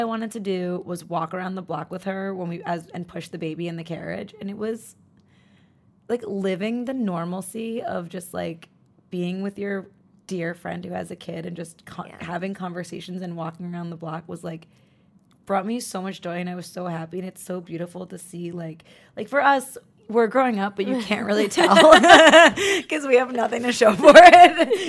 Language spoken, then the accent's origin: English; New York, United States; I'm from New York.